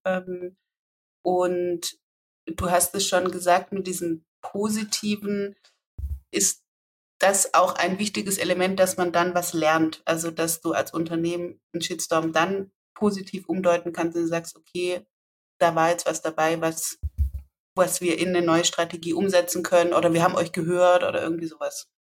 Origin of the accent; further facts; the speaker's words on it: Swabia, Baden-Württemberg, Germany; accent: Swabian; also born or lived in near Leipzig; now in Leipzig area, Germany; wenn ich schwäbele